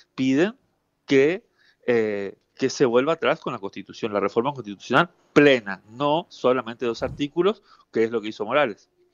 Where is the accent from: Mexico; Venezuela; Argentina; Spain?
Argentina; Misiones; Yo soy de Misiones